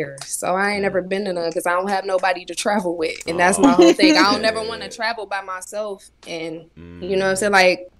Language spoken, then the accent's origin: English; Detroit, Michigan, United States; We don't speak a lot in Detroit anyway.